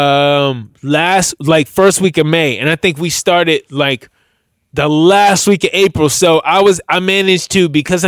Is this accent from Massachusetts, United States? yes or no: no; Washington, District of Columbia, United States; also born or lived in Silver Spring, Maryland; I was born in Washington DC, but I spent the majority of my adult life, or my life period, living in between Washington DC and a suburb of called Silver Spring, Maryland.